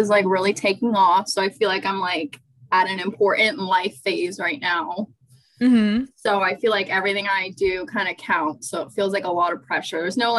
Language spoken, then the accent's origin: English; Charleston, South Carolina, United States; born or raised there; also born or lived in Atlanta, Georgia